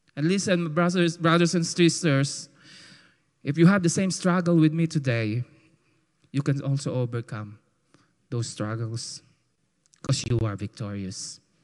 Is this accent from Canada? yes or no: no; Philippines; accent: call center Filipino; my call center Filipino accent